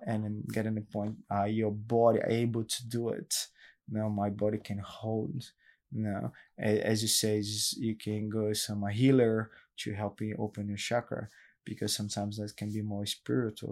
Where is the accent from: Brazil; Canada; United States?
Brazil; São Paulo; English is a second language; now in Gold Coast, Australia; the suburbs in Brazil, in São Paulo, it's a big city